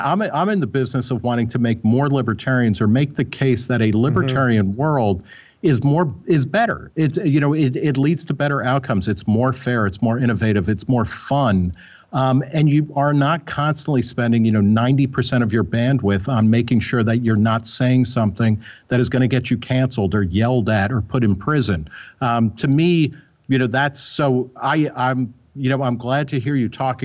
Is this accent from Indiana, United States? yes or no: no; New Jersey, United States; also born or lived in Brooklyn, New York; I was born in Brooklyn but grew up in New Jersey.